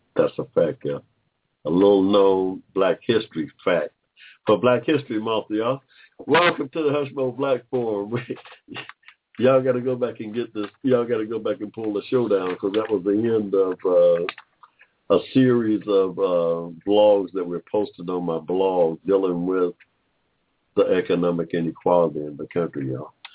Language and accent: English; Georgia, United States; we're from Georgia, my family's from Georgia